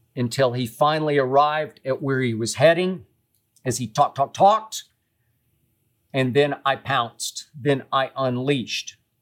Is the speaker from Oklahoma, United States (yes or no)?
yes; Oklahoma City, Oklahoma, United States; also born or lived in Tennessee; now in Los Angeles, United States; I grew up in Oklahoma City and went to Vanderbilt University